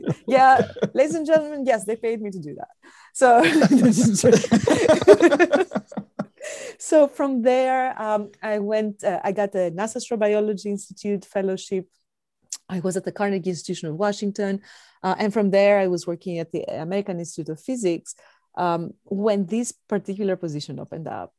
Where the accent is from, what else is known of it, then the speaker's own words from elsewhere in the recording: Athens, Attica, Greece; moved away as an adult; also born or lived in Indiana, United States; now in United States; I was born and raised in Athens, Greece